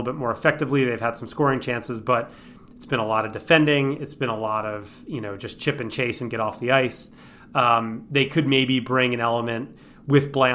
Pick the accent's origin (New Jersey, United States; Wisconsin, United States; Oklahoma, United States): New Jersey, United States; Manalapan; in my hometown of Manalapan